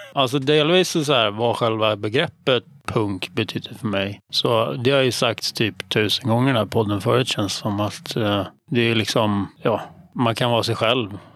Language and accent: Swedish; Stockholm, Stockholm County, Sweden; accent: stockholmska; mestadels i Hässelby